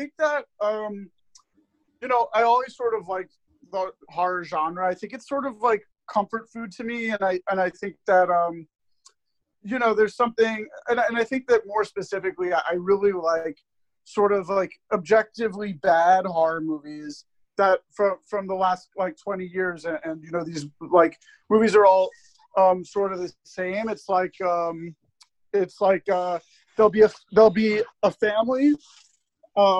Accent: near Playland, New York, United States; I grew up near Playland, which is the theme park where Big was filmed

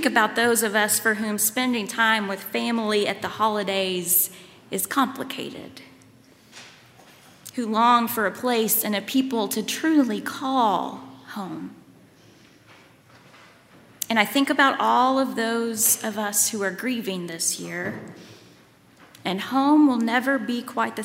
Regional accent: Lawrenceburg, Kentucky, United States; moved away as an adult; also born or lived in Waco, Texas; now in Louisville, United States; I grew up in Lawrenceburg, but now my parents live in Richmond, Kentucky

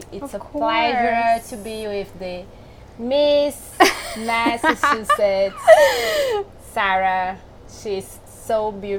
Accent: Brazil; moved away as an adult; now in Boston, United States; I came from Brazil.

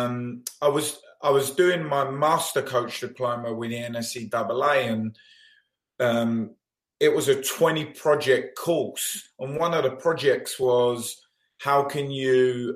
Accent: London, United Kingdom; moved away as an adult; now in United States; I'm obviously from London, England

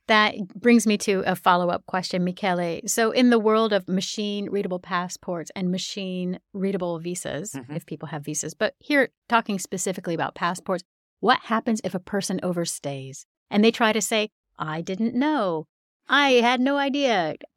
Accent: United States; being American, I've never had to do ESTA. I've got a U.S. passport

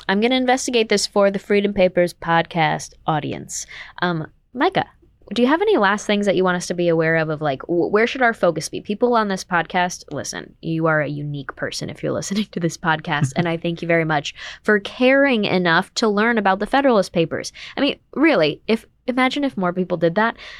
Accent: Saratoga Springs, New York, United States; I'm from Saratoga

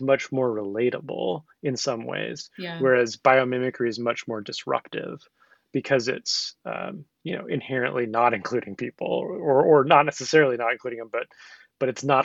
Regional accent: the Northwest, Pacific Northwest, United States; growing up in the Northwest

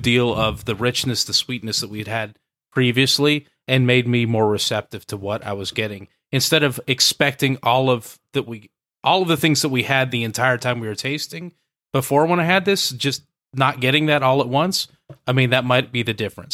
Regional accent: the Northwest, Pacific Northwest, United States; moved away; a guy who comes from the Northwest

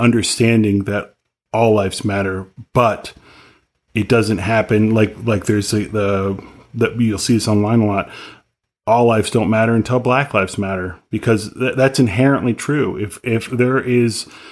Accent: Detroit, Michigan, United States; moved away; I grew up outside Detroit. I grew up with the Detroit Symphony in my ear

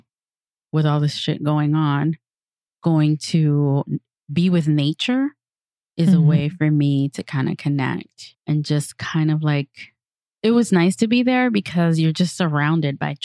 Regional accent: Santo Domingo, Dominican Republic; I am from Santo Domingo, República Dominicana

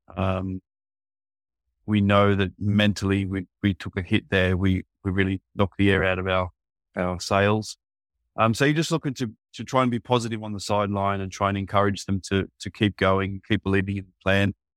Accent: near Sydney, New South Wales, Australia; moved away as an adult; also born or lived in Korea; now in South Korea; my hometown is not far from Sydney

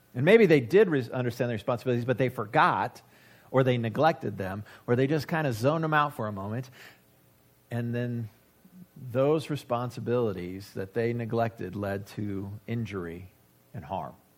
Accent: United States; I have as an American

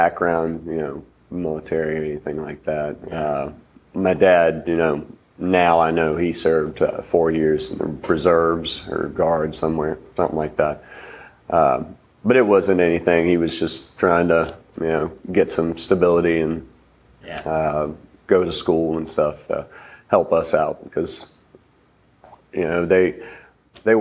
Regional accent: Franklin County, Virginia, United States; also born or lived in North Carolina; I was born in North Carolina, lived down there for about 9 years of my early life. Moved to Virginia after my dad got a job offer up here. My mom, my dad, my sister, and I moved up here. Franklin County, so about half an hour south of where we are now here in Roanoke.

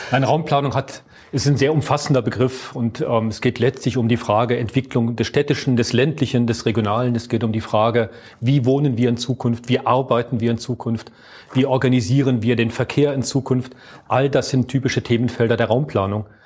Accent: Aachen, North Rhine-Westphalia, Germany; also born or lived in Dortmund; Also ich komme ursprünglich aus Aachen, habe mhm. dann lange, und das ist so meine berufliche Sozialisierung gewesen im Ruhrgebiet in Dortmund. Dort habe ich studiert, habe ich 20 Jahre gearbeitet.

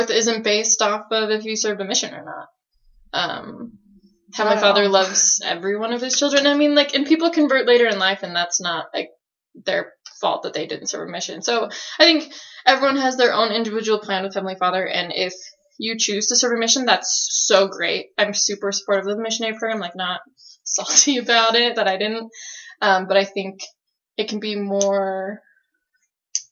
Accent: Salt Lake City, Utah, United States; I'm from Salt Lake City, Utah

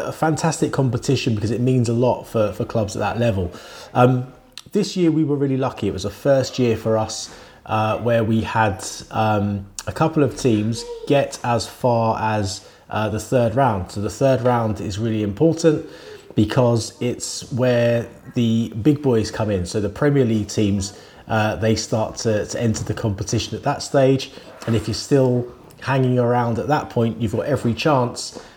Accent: Wembley, London, United Kingdom; I grew up in Wembley. I lived in Wembley for all of my childhood, basically.

